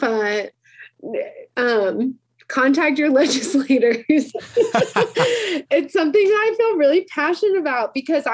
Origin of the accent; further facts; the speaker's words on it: Chicago, Illinois, United States; also born or lived in South Florida; now in Utah, United States; I grew up in Chicago